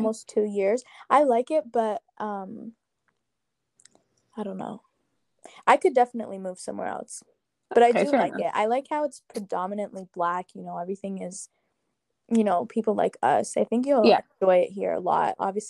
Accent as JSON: {"language": "English", "town": "Toronto", "region": "Ontario", "country": "Canada", "moved": "as an adult", "lives_now": "Atlanta, United States", "said": "I'm from Toronto, but I live in Atlanta."}